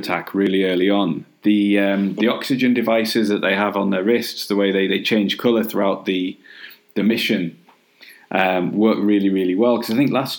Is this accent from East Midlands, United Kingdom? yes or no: yes; Nottingham, East Midlands, United Kingdom; now in Cumbria, United Kingdom; I grew up in Nottingham